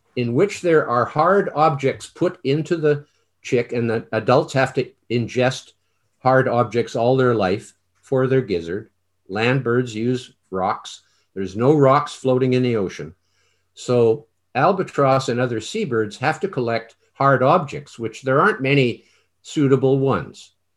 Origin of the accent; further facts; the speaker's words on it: Canada; I'm Canadian